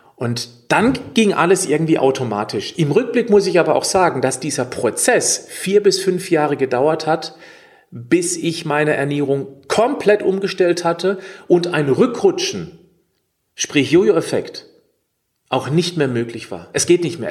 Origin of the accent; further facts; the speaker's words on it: Dreisam Valley, east of Freiburg, Baden-Württemberg, Germany; ich komme ja aus dem Dreisamtal, das ist östlich von Freiburg gelegen, also ich lebe hier im Südschwarzwald